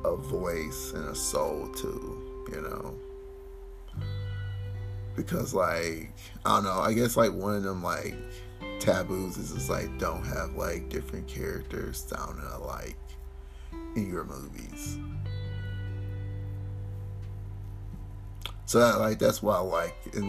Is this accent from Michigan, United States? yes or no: yes; Detroit, Michigan, United States; I'm from Detroit